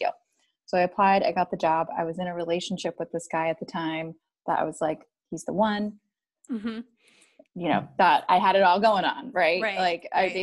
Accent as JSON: {"language": "English", "town": "Boston", "region": "Massachusetts", "country": "United States", "moved": "as an adult", "lives_now": "San Diego, United States", "said": "I am from Boston, Mass"}